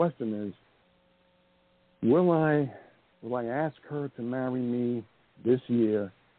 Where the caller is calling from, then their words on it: Montana, United States; I'm calling from Montana.